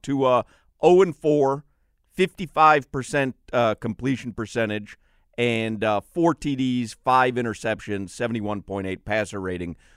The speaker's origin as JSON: {"language": "English", "town": "Chicago", "region": "Illinois", "country": "United States", "tie": "born or raised there", "said": "I grew up in Chicago."}